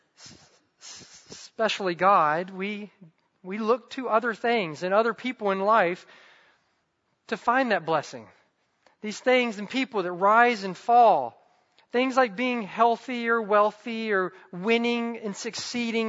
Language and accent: English; the South, United States; I grew up in the South